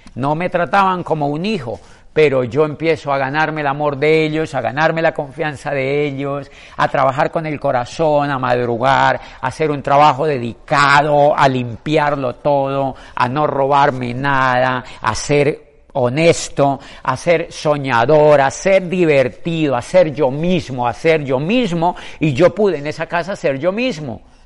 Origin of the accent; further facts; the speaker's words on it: Colombia; en mi país, en Colombia